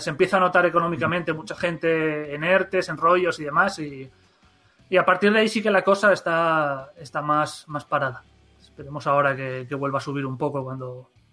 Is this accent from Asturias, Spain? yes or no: yes; Gijón, Asturias, Spain; nosotros también somos de Gijón